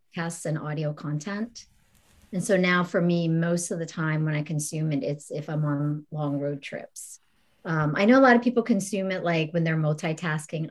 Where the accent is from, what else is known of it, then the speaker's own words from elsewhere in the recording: East Coast, United States; I'm from the East Coast